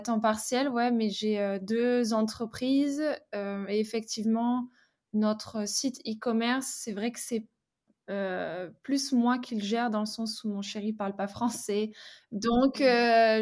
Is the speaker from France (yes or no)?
yes; France; moved away as an adult; also born or lived in Australia; je suis partie de la France